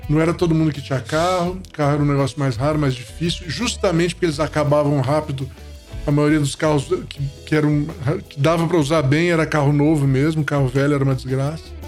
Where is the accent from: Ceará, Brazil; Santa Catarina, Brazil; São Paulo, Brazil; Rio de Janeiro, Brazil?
Rio de Janeiro, Brazil; moved away as an adult; also born or lived in Itabira; eu cheguei no Rio com dois anos de idade, né? E então a gente morou minha vida toda, minha infância e adolescência, é, eu só saí, saí adulto do Rio de Janeiro